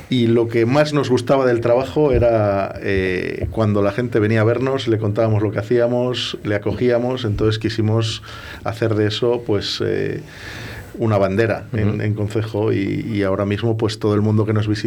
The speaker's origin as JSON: {"language": "Spanish", "town": "Valoria", "region": "Castile and León", "country": "Spain", "said": "nosotros somos de, de allí, somos de Valoria y entonces eh, íbamos a pasar los veranos."}